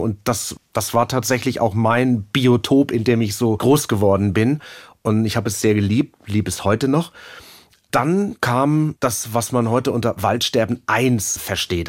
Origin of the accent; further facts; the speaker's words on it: Germany; bei uns in Deutschland